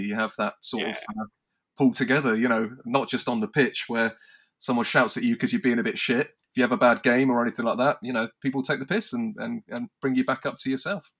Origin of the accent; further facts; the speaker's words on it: United Kingdom; us maybe as British in the sense of our sense of humour